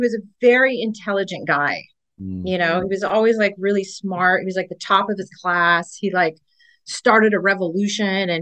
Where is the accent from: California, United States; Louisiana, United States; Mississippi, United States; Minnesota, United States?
California, United States; Orange County; moved away as an adult; also born or lived in São Paulo, Brazil / Massachusetts / Miami, Florida; now in Florida, United States; I grew up in Orange County. You know, which was an awesome place to grow up